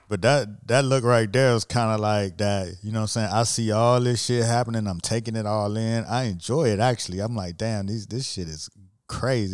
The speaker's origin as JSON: {"language": "English", "town": "Miami Gardens", "region": "Florida", "country": "United States", "tie": "born or raised there", "said": "I'm from Miami and the neighborhood where I grew up, which, you know, it's called Miami Gardens now"}